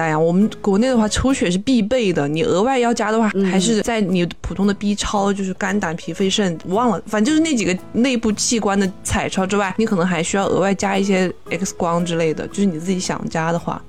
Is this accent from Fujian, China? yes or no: no; Chongqing, China; accent: Chongqing dialect